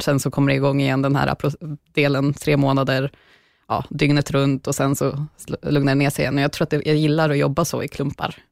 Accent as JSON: {"language": "Swedish", "town": "Bollnäs", "region": "Gävleborg County", "country": "Sweden", "tie": "born or raised there", "moved": "yes", "lives_now": "Stockholm, Sweden", "said": "Jag är uppväxt i en eh, stad faktiskt i mitten av Sverige som heter Bollnäs."}